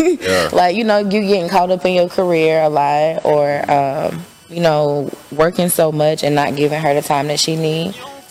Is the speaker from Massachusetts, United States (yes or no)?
no; Marietta, Georgia, United States; I'm from Marietta, Georgia.